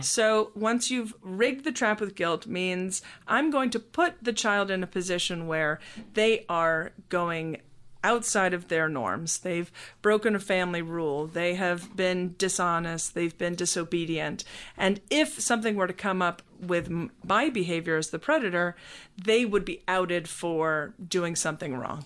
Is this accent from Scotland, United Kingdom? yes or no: yes; Scotland, United Kingdom; also born or lived in United States; now in Atlanta, United States; I was born in Scotland and was raised there until we moved to the United States